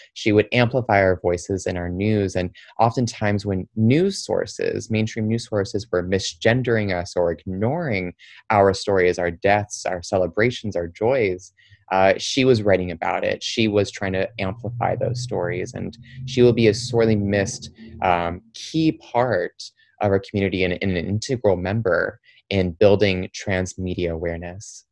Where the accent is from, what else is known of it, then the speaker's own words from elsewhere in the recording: Troy, Michigan, United States; also born or lived in Windsor, Ontario, Canada; after I was born in Windsor, I ended up, uh, my family, we moved over to Detroit and we lived in a suburb called Troy, Michigan. And there, that's where I really grew up.